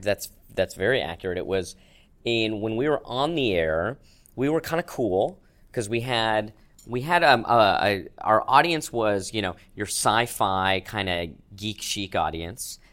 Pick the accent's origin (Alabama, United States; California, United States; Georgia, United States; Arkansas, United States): California, United States; Manhattan Beach; growing up in Manhattan Beach, I didn't have any sort of Jewish identity